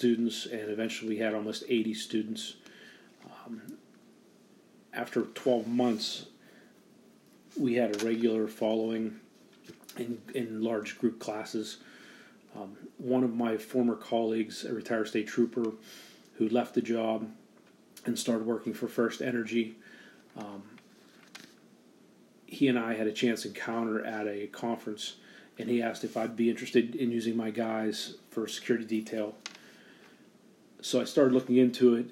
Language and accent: English; Pittsburgh, Pennsylvania, United States; I grew up, born and raised in Pittsburgh, mostly on the north side in the North Hills